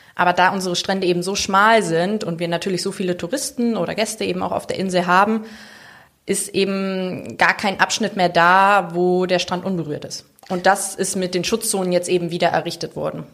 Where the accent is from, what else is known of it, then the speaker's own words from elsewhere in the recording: Bad Lauterberg, Lower Saxony, Germany; moved away as an adult; also born or lived in Mainz; now in Sylt, Germany; ich bin im Harz geboren, Bad Lauterberg